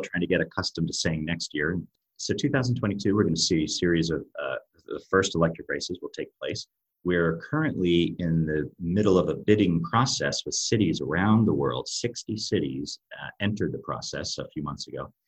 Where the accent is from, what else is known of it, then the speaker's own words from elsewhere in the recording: United States; accent: American; moved away as an adult; now in Europe; my American accent, I've been living in Europe for over 20 years as well